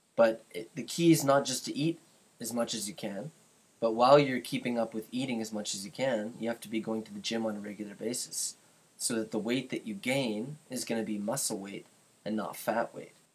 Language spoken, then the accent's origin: English; Canada; I'm from Canada